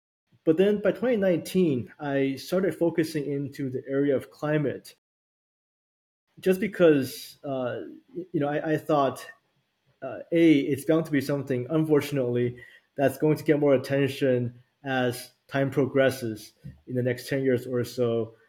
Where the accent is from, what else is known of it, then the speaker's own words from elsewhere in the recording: Vancouver, British Columbia, Canada; also born or lived in Taiwan / Toronto; So I was born in Taiwan, and I moved to Vancouver when I was 11 in 91, and spoke a little bit of English, and basically took myself all the way through till college in Toronto.